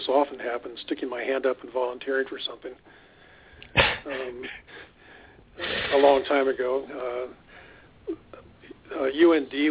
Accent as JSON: {"language": "English", "region": "California", "country": "United States", "also_born_or_lived": "Grand Forks, North Dakota / Las Cruces, New Mexico", "moved": "as an adult", "said": "I'm originally from California"}